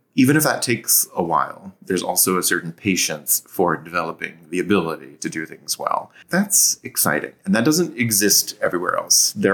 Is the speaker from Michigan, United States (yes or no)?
no; Seattle, Washington, United States; moved away as an adult; also born or lived in Columbus, Ohio; now in Savannah, United States; I'm actually from the Seattle area